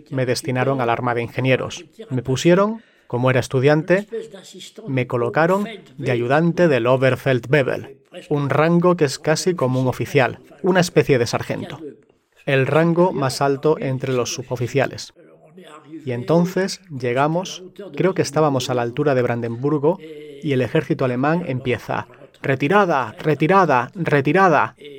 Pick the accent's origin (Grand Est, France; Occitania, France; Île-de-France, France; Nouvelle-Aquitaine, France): Grand Est, France; Alsace; also born or lived in Sarrebourg, Moselle; de Alsacia